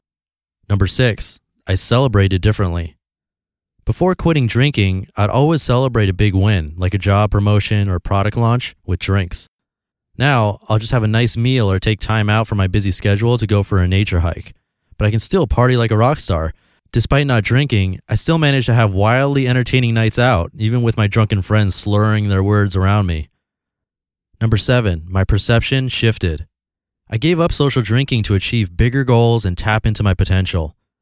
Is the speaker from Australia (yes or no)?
yes; Australia; It was part of being Australian, or so I thought.